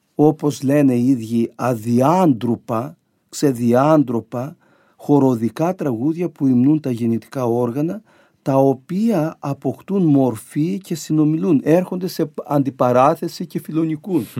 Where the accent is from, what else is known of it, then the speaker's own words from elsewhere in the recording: Crete, Greece; moved away; στο χωριό μου